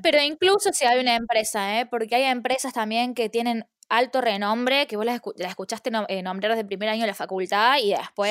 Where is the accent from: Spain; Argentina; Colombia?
Argentina; moved away as an adult; now in London, United Kingdom; yo extraño eh, de Argentina el clima, eh, la comida y la familia